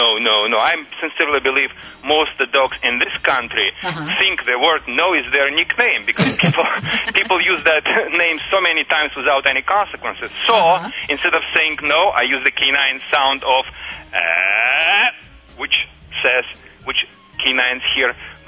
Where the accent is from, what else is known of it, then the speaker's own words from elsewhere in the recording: Russia; English is a second language; moved away as an adult; now in Michigan, United States; I immigrated in the United States 10 years ago, and prior to that, I was working for Russian Red Army. I trained the dogs as patrol dogs on the Russia-China border.